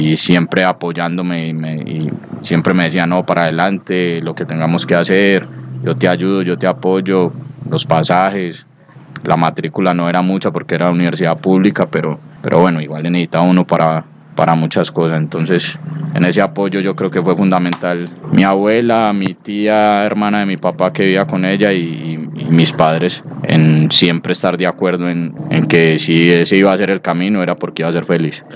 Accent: Bello, Antioquia, Colombia; also born or lived in Medellín; Yo nací en Medellín, en, Medellín, y los primeros años eh, los viví en el barrio Cristóbal, en la América, los primeros dos años, pero estando pues muy niño, mi familia se traslada al barrio Cabañitas, en el municipio de Bello Allí después hago toda la primaria, el bachillerato

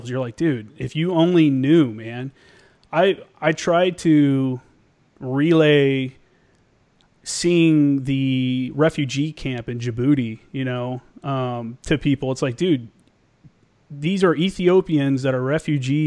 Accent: Indiana, United States; moved away; I'm from Indiana

